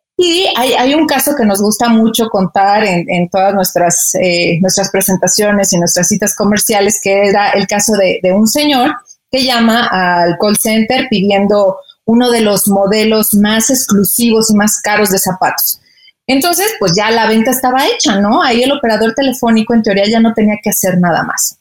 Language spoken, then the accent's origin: Spanish; Mexico; moved away as an adult; ya extrañaba a mi familia, pues los taquitos también, ¿no? Entonces, este, pues regresé a México